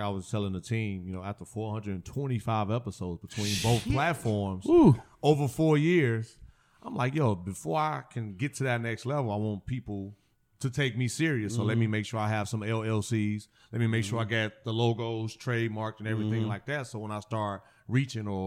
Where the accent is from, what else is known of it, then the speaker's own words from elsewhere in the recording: Gary, Indiana, United States; now in Houston, United States; growing up in Gary, Indiana